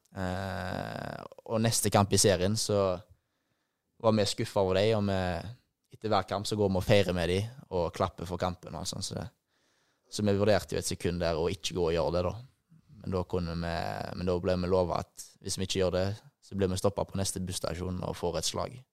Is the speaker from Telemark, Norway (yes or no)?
no; Haugesund, Rogaland, Norway; moved away as an adult; also born or lived in Bergen; now in Poznań, Poland; det jeg hadde her hjemme i Haugesund